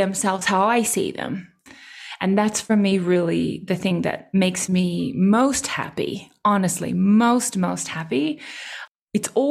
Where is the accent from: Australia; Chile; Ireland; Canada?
Australia; I speak German and I'm Australian